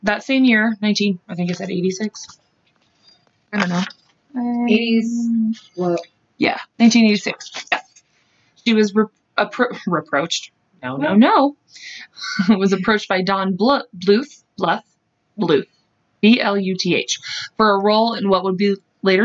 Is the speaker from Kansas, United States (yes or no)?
yes; Kansas, United States; we're from Kansas